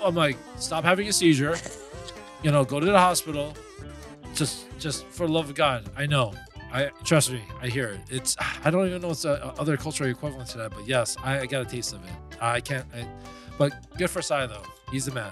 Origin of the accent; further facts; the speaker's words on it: New York City, New York, United States; I was born and raised in New York, Queens, but I'm Korean